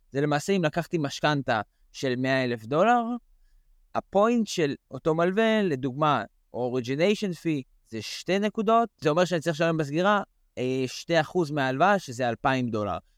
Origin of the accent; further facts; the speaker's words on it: United States; אני יכול להגיד גם למאזינים שאנחנו, אה, כאמריקאים, מקבלים אה, cash out 80 אה, loan to value.